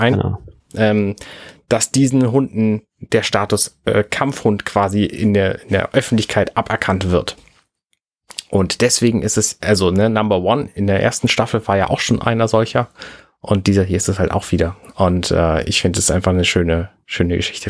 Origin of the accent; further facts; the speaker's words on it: Germany; Ich als Deutscher